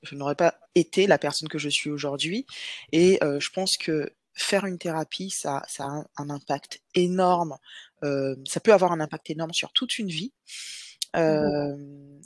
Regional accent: Guadeloupe; moved away as an adult; also born or lived in Metropolitan France; now in France; je suis guadeloupéenne. Donc, j'ai vécu en Guadeloupe jusqu'à mes 18 ans et ensuite, je suis venue en France métropolitaine

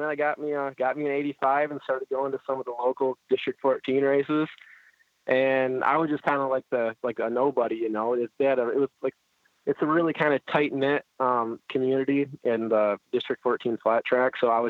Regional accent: Holly, Michigan, United States; Well, I'm basically right between Flint and Detroit, so pretty much the greatest place on earth.

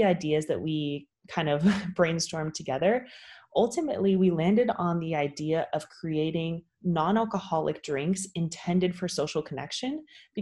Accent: California, United States; I'm originally from California

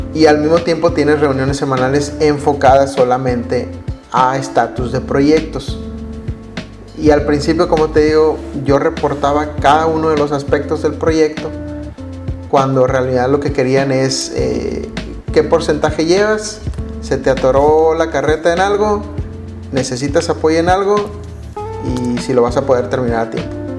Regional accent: Mexico; nosotros como mexicanos

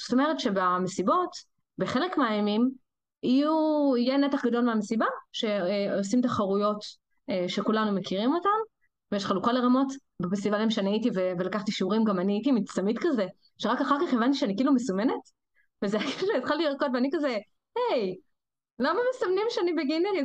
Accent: Rehovot, Central District, Israel; moved away as an adult; also born or lived in Kiryat Shmona; now in Haifa, Israel; אני לא חיפאית, אני מרחובות

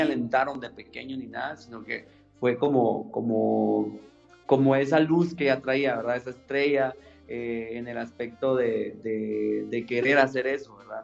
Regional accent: Guatemala City, Guatemala Department, Guatemala; also born or lived in Mexico City; Soy de la Nueva Guatemala, o sea, ciudad de Guatemala la Nueva Guatemala de Asunción, Ciudad de Guatemala

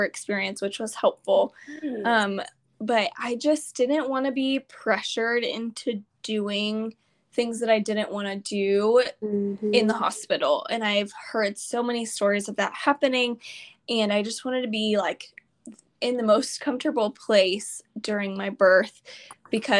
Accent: Houston, Texas, United States; We're from Houston

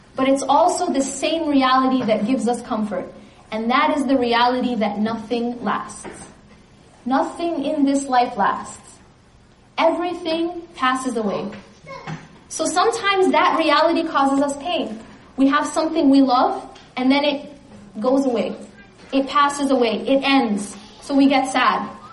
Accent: California, United States; I'm from California

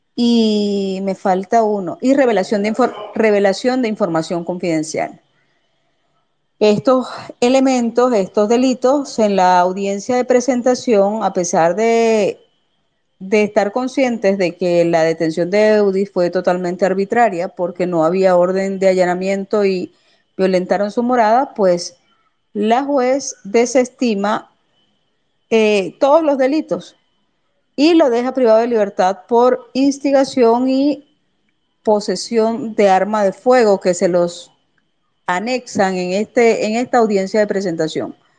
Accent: Venezuela; nosotros somos venezolanos, vivimos bajo una misma patria

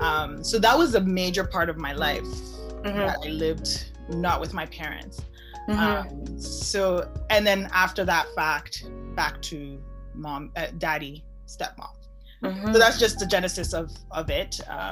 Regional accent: Germany; born there; I was born in Germany. Okay, so that I was born in Germany because my mom was there.

